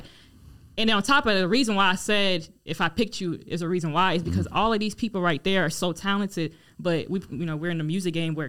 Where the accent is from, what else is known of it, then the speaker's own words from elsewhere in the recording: Raleigh, North Carolina, United States; also born or lived in Democratic Republic of the Congo; I'm from Raleigh, but my family were Congolese